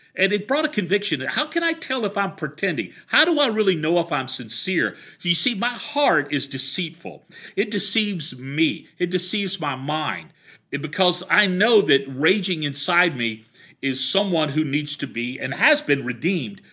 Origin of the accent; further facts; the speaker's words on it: the South, United States; I grew up in the South.